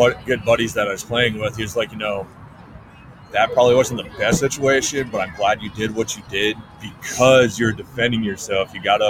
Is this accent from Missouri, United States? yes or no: no; Massena, New York, United States; The hometown that I grew up in upstate New York, is named Messina, New York.